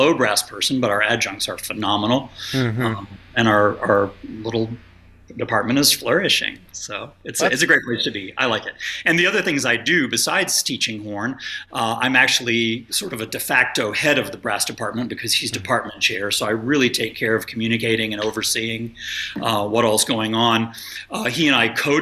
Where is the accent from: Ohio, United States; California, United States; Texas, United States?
Texas, United States; Dallas; moved away as an adult; also born or lived in Miami / Korea; now in Mechanicsburg, United States; I grew up in northern Dallas suburbs and graduated high school from Louisville High School, just south of Denton